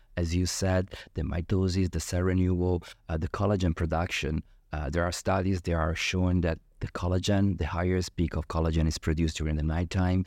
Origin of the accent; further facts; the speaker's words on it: Milan, Lombardy, Italy; moved away as an adult; also born or lived in Genoa; now in Dubai, United Arab Emirates; I'm from Italy, and so I'm from Milano, from the countryside, actually